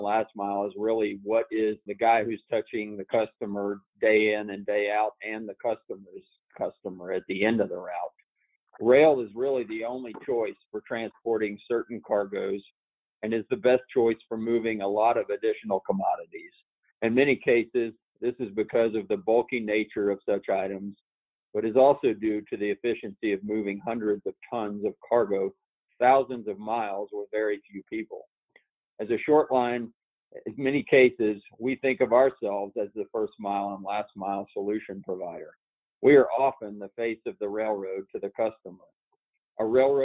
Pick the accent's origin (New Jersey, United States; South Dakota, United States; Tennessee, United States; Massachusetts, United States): Tennessee, United States; Knoxville; moved away; also born or lived in Ohio; I grew up in Knoxville, Tennessee. I spent a considerable time in Ohio, though